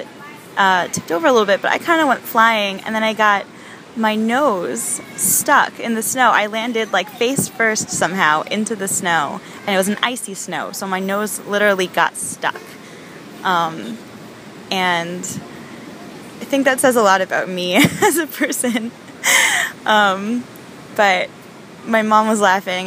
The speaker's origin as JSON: {"language": "English", "town": "Miami", "region": "Florida", "country": "United States", "said": "we're from Miami"}